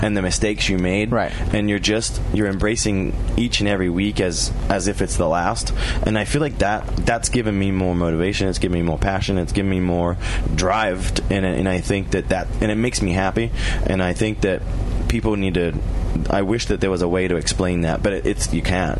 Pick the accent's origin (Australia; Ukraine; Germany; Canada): Australia; moved away as an adult; also born or lived in Europe; now in United States; as a child, I was an Australian, and in my adult life, that I know it, I'm an American.